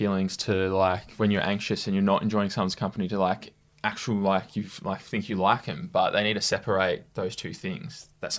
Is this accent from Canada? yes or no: no; United Kingdom; Yeah, I'm from the UK as well.